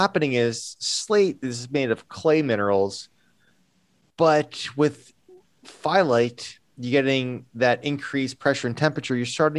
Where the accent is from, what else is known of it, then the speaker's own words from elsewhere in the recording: United States; I'm speaking from the United States because that's where we're from.